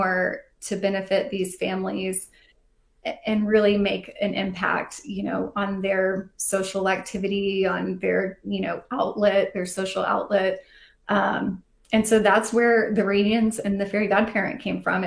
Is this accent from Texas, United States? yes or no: yes; Fort Worth, Texas, United States; now in Atlanta, United States; I grew up in Fort Worth.